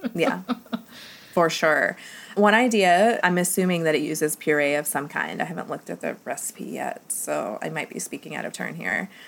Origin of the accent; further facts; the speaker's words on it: Southwest, United States; now in Ohio, United States; I'm from the Southwest